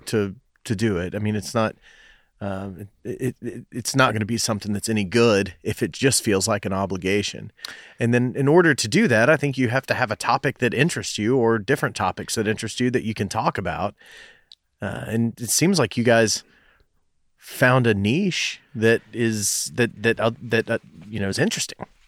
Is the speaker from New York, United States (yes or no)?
no; Knoxville, Tennessee, United States; I went to, uh, Farragut Middle School, went to Bearden High School